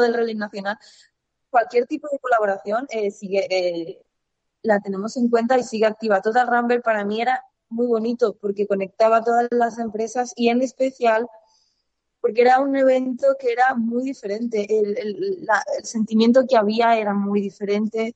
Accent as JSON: {"language": "Spanish", "country": "Spain", "said": "mi país"}